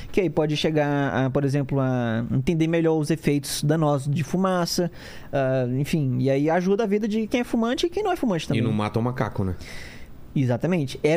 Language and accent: Portuguese; Fortaleza, Ceará, Brazil; Cara, é, eu nasci em Fortaleza. Eu sou nascido e criado lá.